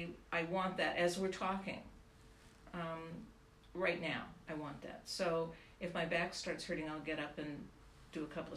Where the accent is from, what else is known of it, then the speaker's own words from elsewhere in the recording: Seattle, Washington, United States; moved away as an adult; now in Los Angeles, United States; Well, actually, I'm from Seattle.